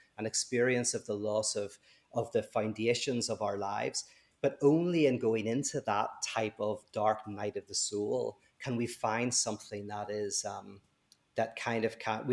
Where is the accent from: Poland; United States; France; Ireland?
Ireland; I'm Irish